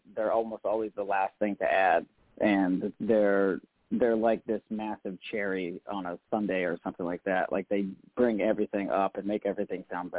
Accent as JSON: {"language": "English", "region": "Maine", "country": "United States", "said": "I'm from Maine"}